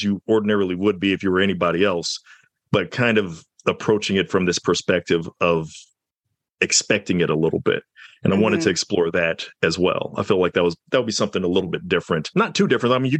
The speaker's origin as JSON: {"language": "English", "region": "the South", "country": "United States", "said": "I'm from the South"}